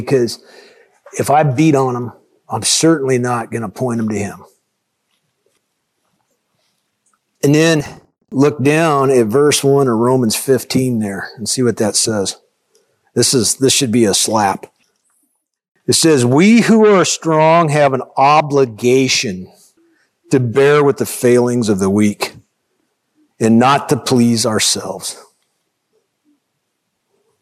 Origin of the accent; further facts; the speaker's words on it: United States; as an American